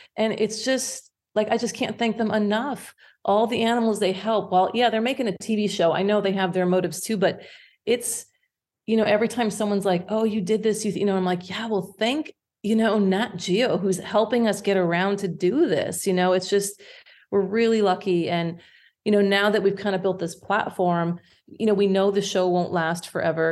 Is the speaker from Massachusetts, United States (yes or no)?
no; Indiana, United States; moved away as an adult; also born or lived in Michigan; now in Yukon, Canada; I'm, I'm originally from Indiana.